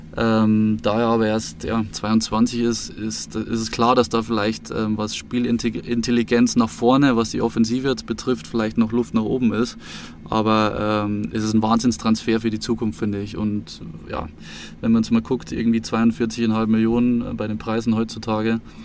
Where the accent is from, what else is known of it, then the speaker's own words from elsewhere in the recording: Munich, Bavaria, Germany; ich wohne seit 2010 in München und ähm, seit ich sieben Jahre alt bin